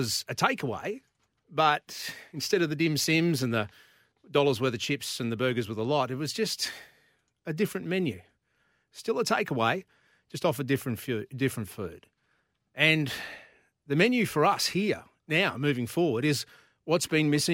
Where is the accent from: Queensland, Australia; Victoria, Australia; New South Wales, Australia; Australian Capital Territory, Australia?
Queensland, Australia; Brisbane; as a kid growing up in Corinda, having lived in this city my entire life